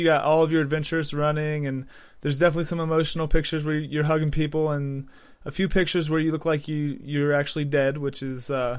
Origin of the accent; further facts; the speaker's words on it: United States; I'm from the United States, and I've never heard of a couple of these.